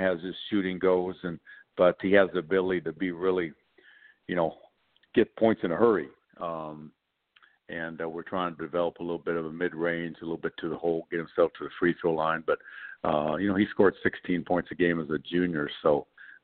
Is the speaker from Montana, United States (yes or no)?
yes; Three Forks, Montana, United States; also born or lived in Chicago, Illinois; I was born in Chicago but mainly, spent my whole time in Montana.